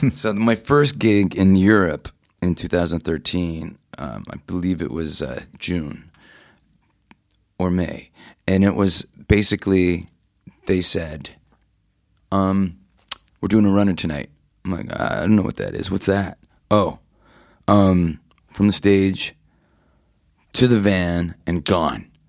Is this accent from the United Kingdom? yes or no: no; Toronto, Ontario, Canada; I grew up in Toronto, Canada